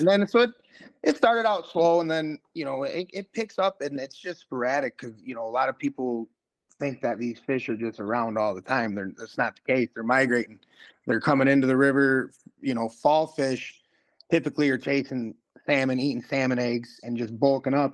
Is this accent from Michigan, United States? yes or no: yes; Kent City, Michigan, United States; now in Muskegon, United States; I'm originally from Kent City